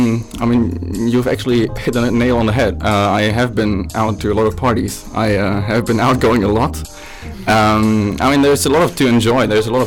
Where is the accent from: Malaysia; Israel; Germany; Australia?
Germany; Flensburg, Schleswig-Holstein; Well, I'm from Flensburg. If there are any Danes watching here, they probably know Flensburg because that's where you get the cheap alcohol, right?